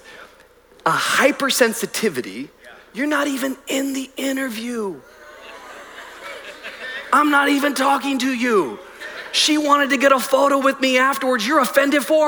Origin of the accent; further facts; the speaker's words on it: Miami, Florida, United States; I'm from Miami